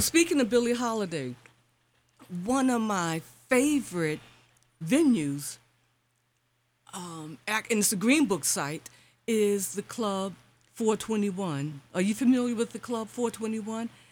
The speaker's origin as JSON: {"language": "English", "town": "New York City", "region": "New York", "country": "United States", "tie": "born or raised there", "moved": "yes", "lives_now": "Philadelphia, United States", "said": "I grew up in Bedford Stuyvesant"}